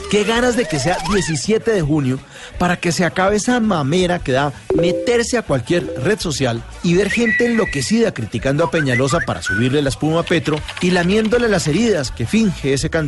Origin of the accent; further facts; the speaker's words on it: Colombia; como colombiano